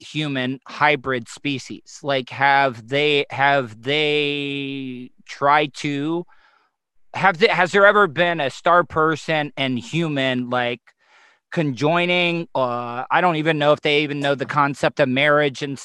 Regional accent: the South, United States; growing up in the South in America

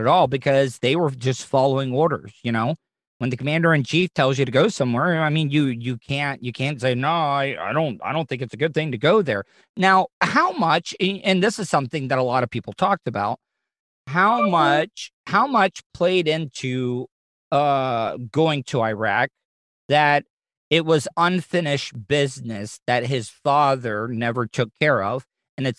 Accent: United States; as an American

